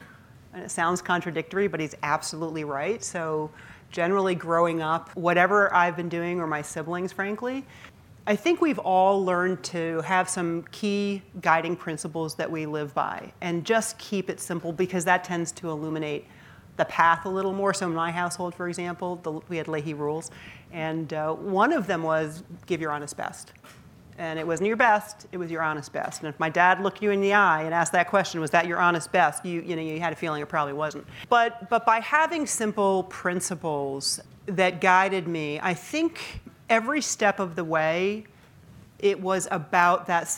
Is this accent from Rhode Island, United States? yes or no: yes; Rhode Island, United States; born there; And I was born in Rhode Island. My grandparents, both sides were there, all my aunts and uncles, and there were a lot of them.